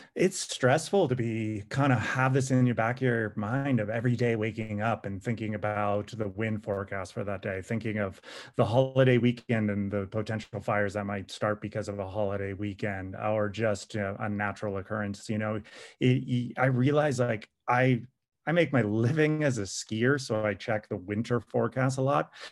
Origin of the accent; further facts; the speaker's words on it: California, United States; I grew up in California.